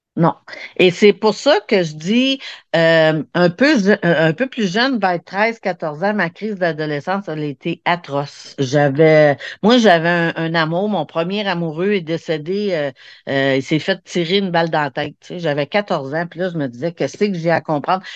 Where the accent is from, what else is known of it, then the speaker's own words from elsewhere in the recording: Montreal, Quebec, Canada; je suis venue au monde vraiment, là, pour ceux qui connaissent le, Corée-Saint-Louis au Québec, là, c'est vraiment la place dans les années où c'était le Red, le red Spot